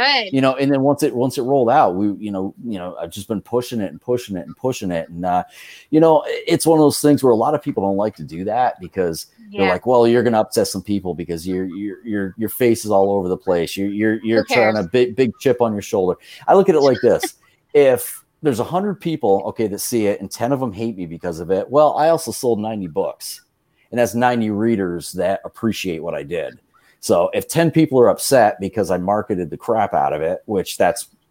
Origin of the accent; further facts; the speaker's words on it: Vermont, United States; moved away as an adult; growing up in Vermont, I had a good friend that lived in Williston, Vermont